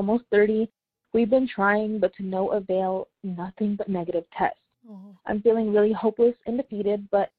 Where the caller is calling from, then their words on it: Nevada, United States; I'm calling from Nevada.